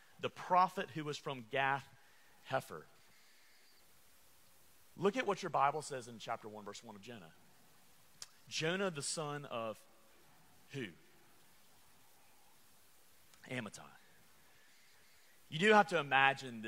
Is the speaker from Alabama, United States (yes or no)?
yes; Alabama, United States; I am from Alabama